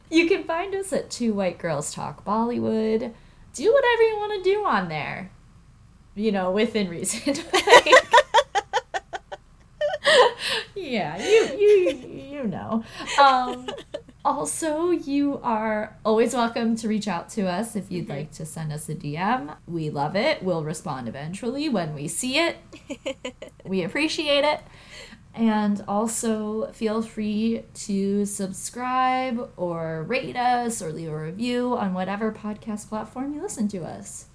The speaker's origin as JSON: {"language": "English", "country": "United States", "said": "being American"}